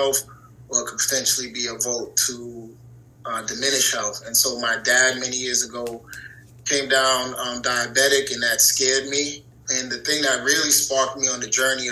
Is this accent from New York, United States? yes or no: yes; New York City, New York, United States; I'm from New York City, born and raised.